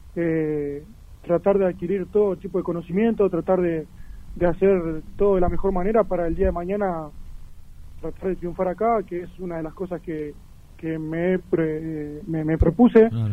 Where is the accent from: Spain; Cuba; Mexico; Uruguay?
Uruguay; Paysandú; moved away as an adult; now in Buenos Aires, Argentina; arranqué desde muy chico en un club de barrio allá en mi ciudad, en Paysandú, de Uruguay